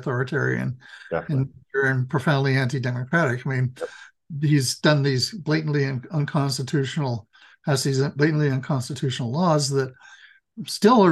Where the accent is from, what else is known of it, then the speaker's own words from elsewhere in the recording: Idaho, United States; in Idaho, in my home state.